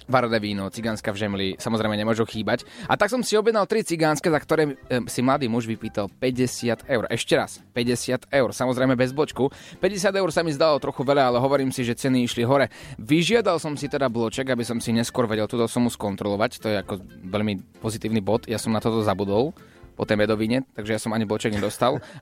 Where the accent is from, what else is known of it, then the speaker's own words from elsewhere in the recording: Košice, Košice Region, Slovakia; To u nás v Košiciach to sú také iné, také, také parádne, také neskutočné